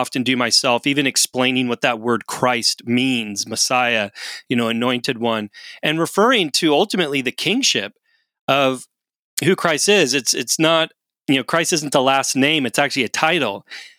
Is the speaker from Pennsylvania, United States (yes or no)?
no; Portland, Oregon, United States; moved away as an adult; also born or lived in California; now in Canada; I'm actually American. I was born in California, grew up in Portland, Oregon, and then I came to Canada to go to school.